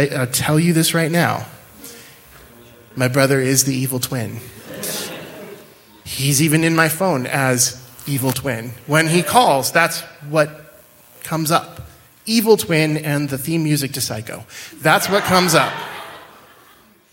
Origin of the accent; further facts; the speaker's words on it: central Washington, United States; moved away; I grew up in a little town in central Washington.